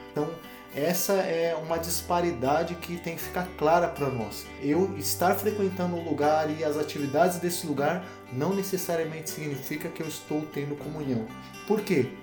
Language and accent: Portuguese; Brazil; nossa cultura como povo, como brasileiros